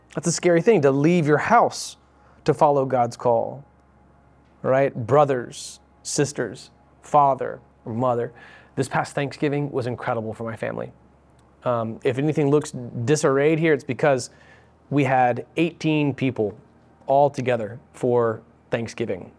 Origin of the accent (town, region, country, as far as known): United States